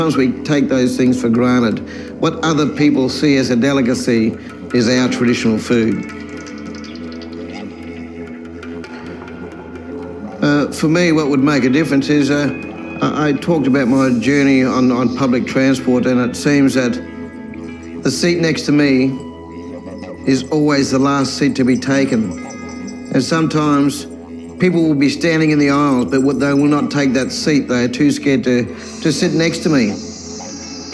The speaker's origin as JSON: {"language": "English", "region": "South Australia", "country": "Australia", "tie": "born or raised there", "also_born_or_lived": "Victoria, Australia", "said": "I grew up mainly around South Australia, a little bit in Victoria"}